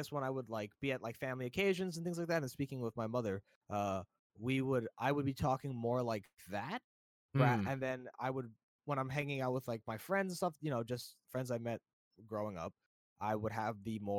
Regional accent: New Jersey, United States; also born or lived in New York; now in US West Coast; I think it's really cool that I was born in New York, but I only remember New Jersey, unfortunately. But yeah, I'm East Coast to West Coast boy now.

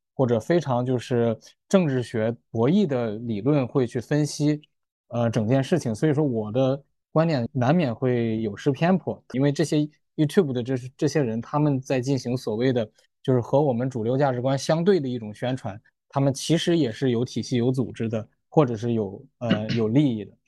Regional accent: China; now in Australia; 他知道我是中国人

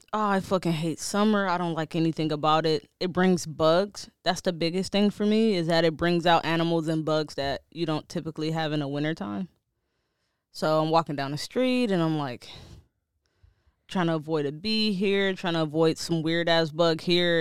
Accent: Detroit, Michigan, United States; moved away; I'm from Detroit

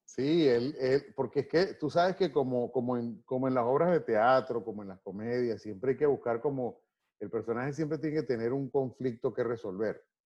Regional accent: Venezuela; moved away as an adult; also born or lived in Maracay; yo simplemente soy un venezolano

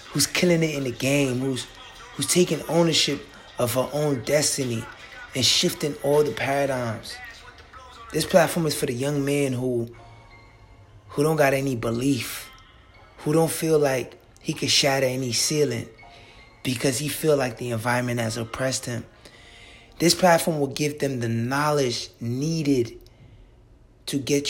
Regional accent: New York City, New York, United States; I was born and raised in the South Bronx to West African parents.

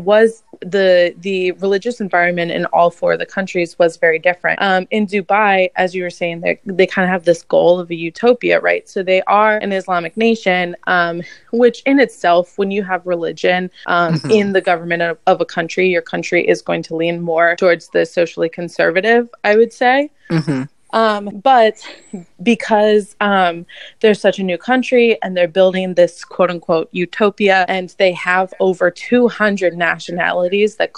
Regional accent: United States

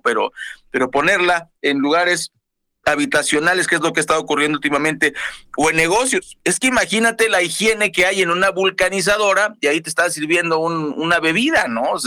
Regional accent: Mexico; Como buenos mexicanos tenemos un montón de cosas pirata

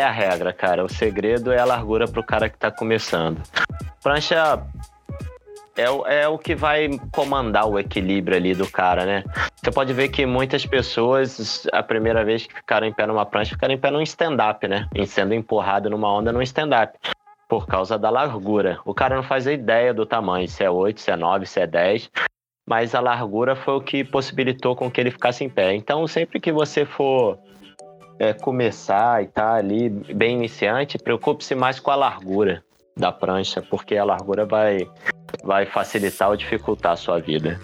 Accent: Rio de Janeiro, Brazil; longboard, surfista, carioca brasileiro, terráqueo.

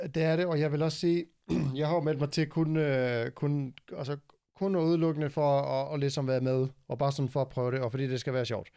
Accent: Iceland; now in Denmark; mit hjemland, Island

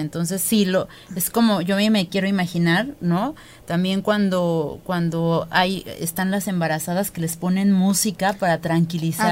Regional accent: Mexico

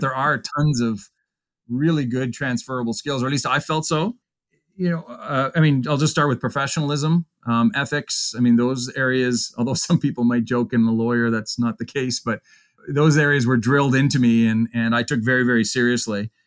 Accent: Pembroke, Ontario, Canada; also born or lived in Kingston; practiced in back in my hometown Pembroke for a few years

